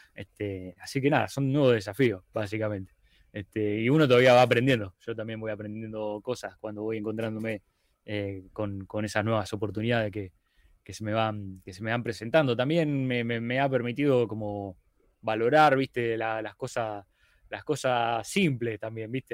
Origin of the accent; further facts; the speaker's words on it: Rosario, Santa Fe, Argentina; soy de Rosario, Argentina